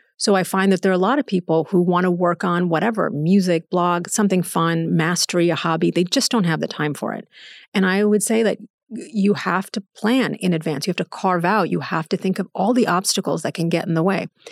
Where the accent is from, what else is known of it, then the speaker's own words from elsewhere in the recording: United States; I was born and raised in the United States